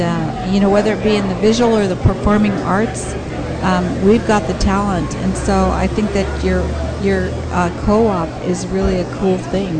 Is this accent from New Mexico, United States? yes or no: no; Chula Vista, California, United States; I was born and raised in Harborside